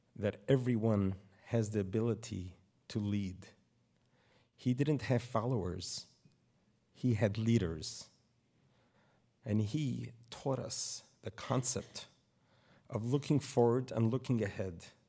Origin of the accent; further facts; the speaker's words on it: New York City, New York, United States; moved away as an adult; now in Poway, United States; I grew up in Brooklyn, New York